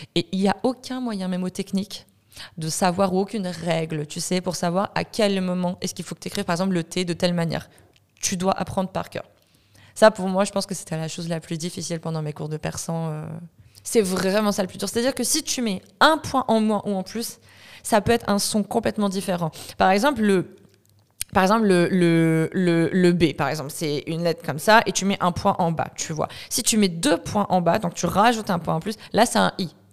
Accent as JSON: {"language": "French", "country": "France", "also_born_or_lived": "Iran (ancestry)", "moved": "as an adult", "lives_now": "Montreal, Canada", "said": "je viens de France, je suis d'origine iranienne. je me suis expatriée à Montréal il y a un an maintenant"}